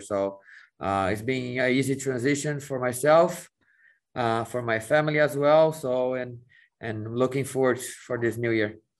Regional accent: São Paulo, Brazil; moved away as an adult; also born or lived in Mexico; now in United States; growing up in Brazil, leaving to go to Arsenal in Europe

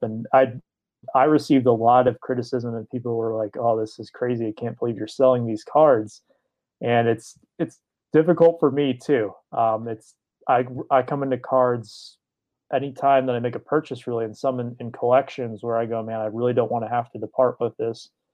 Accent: Detroit, Michigan, United States; I grew up in the Detroit area

